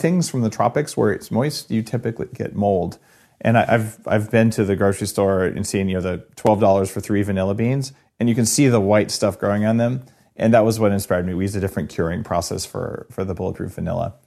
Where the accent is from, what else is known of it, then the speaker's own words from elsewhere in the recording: New Mexico, United States; I grew up in New Mexico where we eat these really hot green chilies